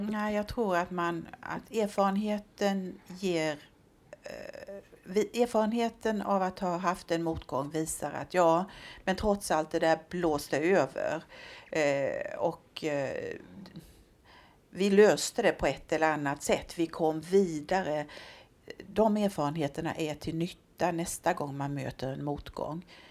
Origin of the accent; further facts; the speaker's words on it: southern Småland, Sweden; now in Örebro, Sweden; jag är smålänning, eh, det brukar jag ju få förklara här uppe eh, eftersom jag har önskat mig hit till Örebro eh, men inte kommer härifrån ursprungligen utan är född på en bondgård i södra Småland.